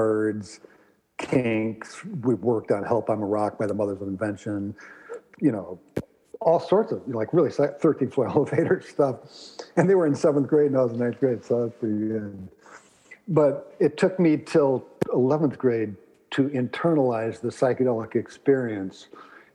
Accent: Ann Arbor, Michigan, United States; moved away as an adult; now in Boston, United States; I grew up in Ann Arbor, Michigan.

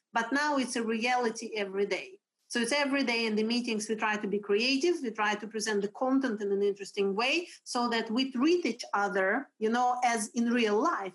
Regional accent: Russia; English is a second language; now in Sweden; I am originally from Russia, but I have been living in Sweden since 2002

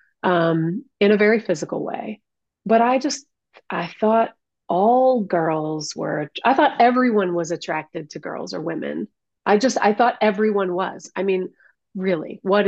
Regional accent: Detroit, Michigan, United States; I grew up in Detroit. I grew up in the city of Detroit

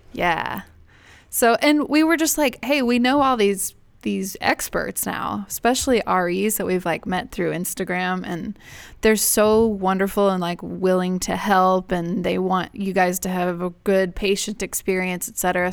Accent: Houston, Texas, United States; moved away; I grew up in Houston

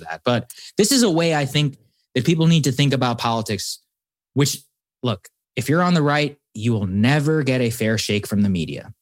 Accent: Texas, United States; moved away; I'm from Texas. I grew up with many people

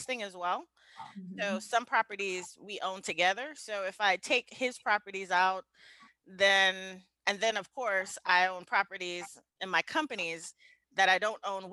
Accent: New York City, New York, United States; moved away as an adult; also born or lived in Atlanta / Kansas City; I'm a kid from the Bronx. I grew up in the Bronx, New York. So I left the Bronx when I was around 24

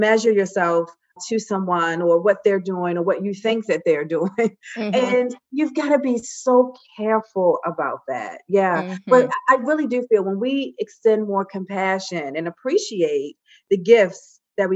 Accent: Baltimore, Maryland, United States; I'm from Baltimore

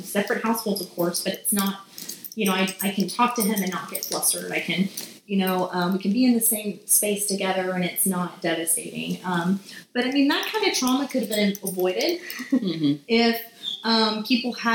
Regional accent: Beaumont, Texas, United States; I'm from Beaumont, Texas

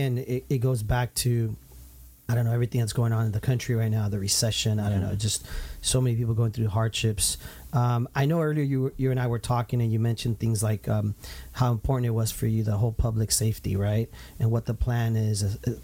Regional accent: Santa Ana, California, United States; growing up in Santana myself

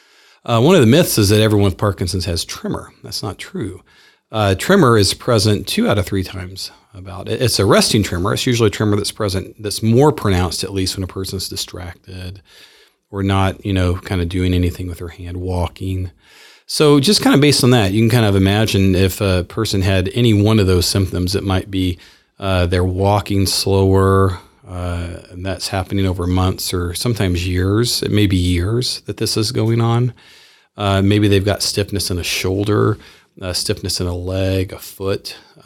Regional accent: Clarksville, Tennessee, United States; now in Spokane, United States; Well, I'm from Clarksville, Tennessee. So it's a town outside of Nashville, about an hour. I grew up down south. I'm a Southerner.

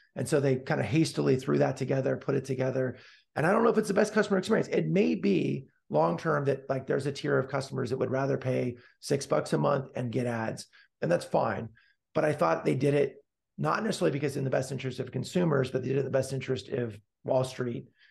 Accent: Palo Alto, California, United States; I was born and raised, got hit by the lucky pitch, so to speak, to be born and raised in Palo Alto, California

